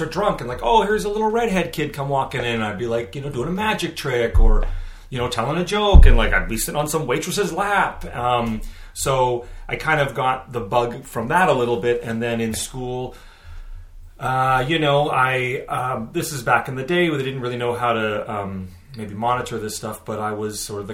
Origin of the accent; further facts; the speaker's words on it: Vancouver, British Columbia, Canada; I grew up here in the lovely Vancouver, Canada. Vancouver, BC, Canada.